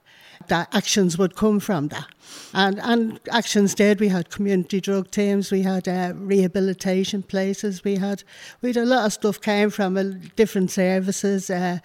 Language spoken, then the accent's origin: English; Dublin, Leinster, Ireland; I was brought up in Dublin. I was the oldest of seven.